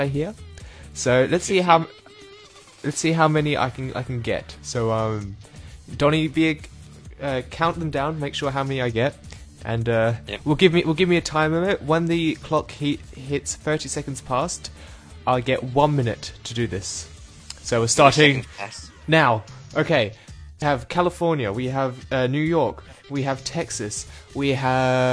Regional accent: Perth, Western Australia, Australia; I'm from Perth

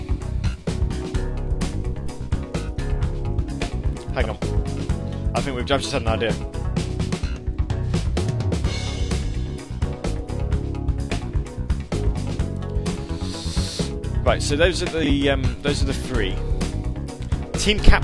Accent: United Kingdom; I am British and I do not pronounce W's.

